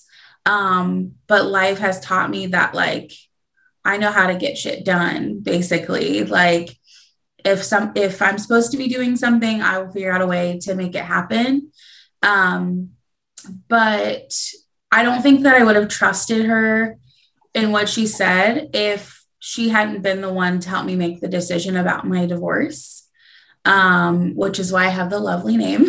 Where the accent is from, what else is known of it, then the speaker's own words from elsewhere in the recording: Columbus, Ohio, United States; I am actually from Columbus, Ohio, and I'm a jewelry designer